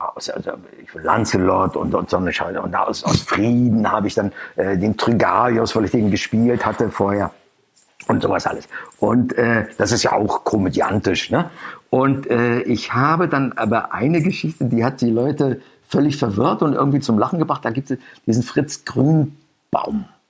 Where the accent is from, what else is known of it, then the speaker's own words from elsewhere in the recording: Schwerin, Mecklenburg-Vorpommern, Germany; also born or lived in Rostock; Schwerin ist meine Heimatstadt